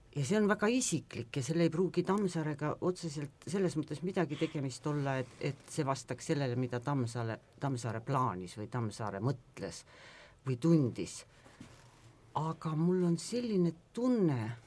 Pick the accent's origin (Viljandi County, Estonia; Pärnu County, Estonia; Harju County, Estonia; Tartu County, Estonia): Pärnu County, Estonia; Pärnu; mina olen Pärnus sündinud ja kasvanud Pärnu lähedal mere ääres